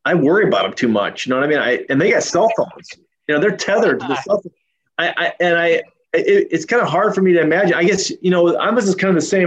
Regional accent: Yakima, Washington, United States; moved away; also born or lived in Portland, Oregon; I grew up in Yakima, Washington, which is east of Seattle, about 2.5 hours

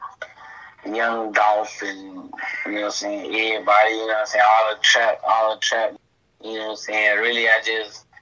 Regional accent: Gulfport, Mississippi, United States; I'm from Gulfport, Mississippi

